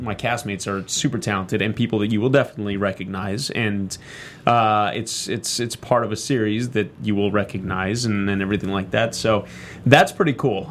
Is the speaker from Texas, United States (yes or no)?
yes; Texas, United States; Both Candace and I grew up in Texas